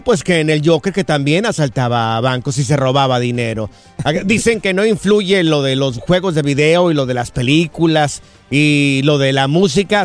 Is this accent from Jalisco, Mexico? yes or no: yes; Miraplanes, Jalisco, Mexico; moved away; Soy de Miraplanes, en el estado de Jalisco. Es un ranchito.